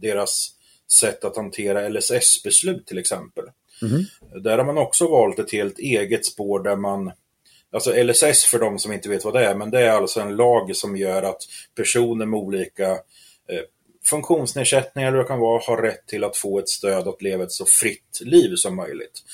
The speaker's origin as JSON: {"language": "Swedish", "town": "Askersund", "region": "Örebro County", "country": "Sweden", "tie": "born or raised there", "said": "jag är uppväxt här i Askersund"}